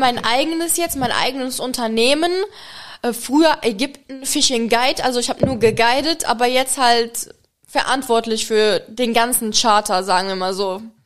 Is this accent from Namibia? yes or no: no; Czechia; German is a second language; also born or lived in Germany / Egypt; now in Maldives; ursprünglich komme ich aus der Tschechei